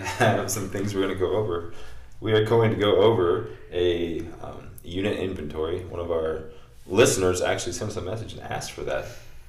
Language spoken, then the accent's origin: English; Central Florida, United States; I'm from Florida, Central Florida, where I worked for Lake County Fire.